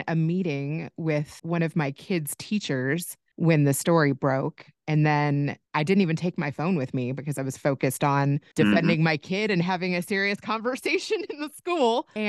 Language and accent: English; Louisville, Kentucky, United States; moved away; also born or lived in Indiana; I grew up in Louisville, and I went to school in Indiana. I went to Purdue.